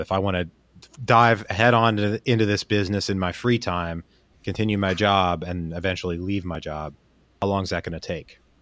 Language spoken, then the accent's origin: English; Pennsylvania, United States; I grew up in Pennsylvania